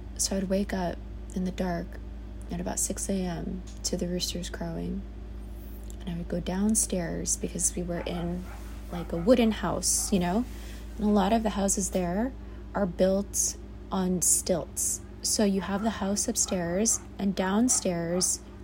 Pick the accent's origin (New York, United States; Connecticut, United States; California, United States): New York, United States; New York City; I was born and raised in the Bronx, New York.